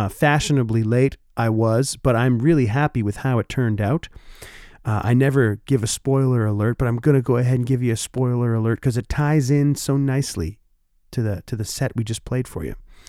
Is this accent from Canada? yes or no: yes; Oshawa, Ontario, Canada; now in Winnipeg, Canada; my hometown, Oshawa Generals